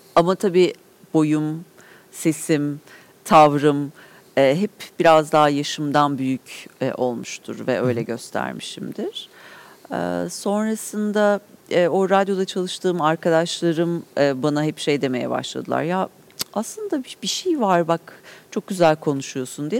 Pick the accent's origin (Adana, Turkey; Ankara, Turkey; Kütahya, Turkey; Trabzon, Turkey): Ankara, Turkey; Mebus evlerinde büyüdüm.